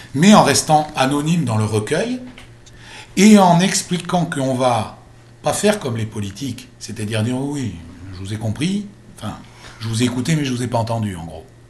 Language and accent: French; France; chez nous en France